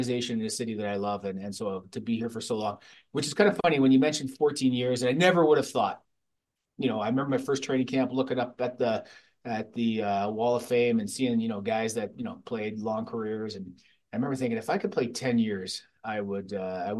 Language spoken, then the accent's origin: English; London, Ontario, Canada; now in Calgary, Canada; Growing up in London